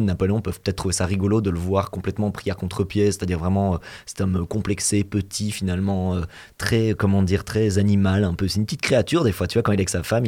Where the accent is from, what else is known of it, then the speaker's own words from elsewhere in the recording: Belgium; nous on est belges